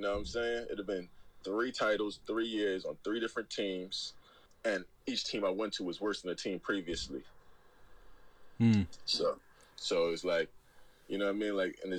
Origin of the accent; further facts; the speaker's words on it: New York City, New York, United States; moved away as an adult; also born or lived in Netherlands; now in London, United Kingdom; And also, I'm from New York City